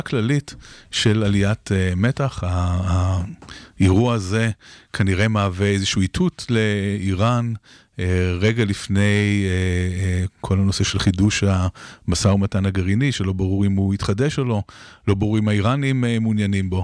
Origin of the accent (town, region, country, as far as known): Israel